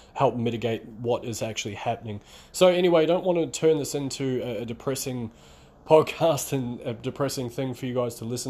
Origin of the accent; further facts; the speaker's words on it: New Zealand; now in Melbourne, Australia; I'm based out of Melbourne, Australia, by the way, and although I'm from New Zealand originally, I've been in Australia for around about 15 years